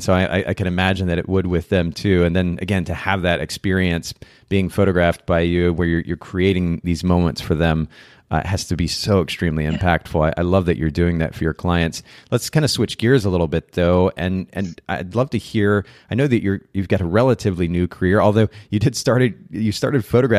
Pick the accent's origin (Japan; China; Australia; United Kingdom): Japan; now in United States; I grew up in Japan, and naturally, when you go to a different country, there are certain smells that are kind of different than other countries.